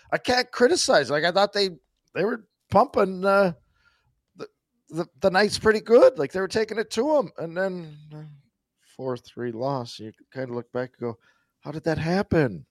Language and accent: English; Saskatchewan, Canada; growing up in Saskatchewan